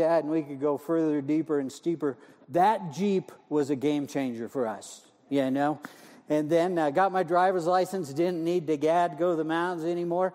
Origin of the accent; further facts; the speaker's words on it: Montana, United States; moved away; I'm originally from Montana